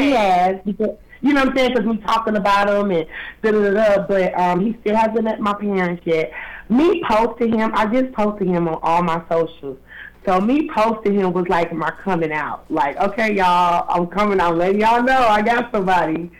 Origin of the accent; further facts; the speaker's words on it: Detroit, Michigan, United States; moved away as an adult; now in Georgia, United States; I'm from Detroit